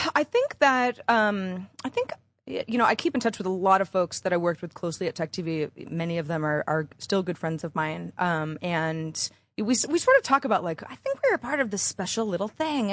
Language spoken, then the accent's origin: English; Bay Area, California, United States; moved away as an adult; also born or lived in Los Angeles; I'm from the Bay Area